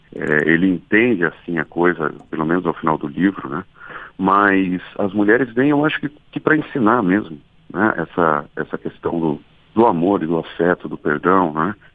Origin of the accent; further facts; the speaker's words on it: Lorena, São Paulo, Brazil; moved away; eu também cresci em Lorena em, alguma, em algum período da minha vida